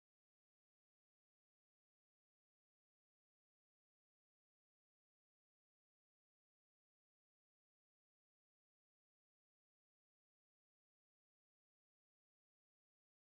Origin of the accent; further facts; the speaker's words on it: Pennsylvania, United States; now in Kentucky, United States; Growing up in Pennsylvania